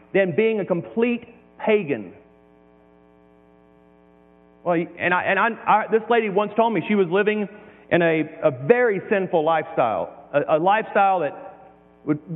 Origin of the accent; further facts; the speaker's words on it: Deep South, United States; moved away; I came from the Deep South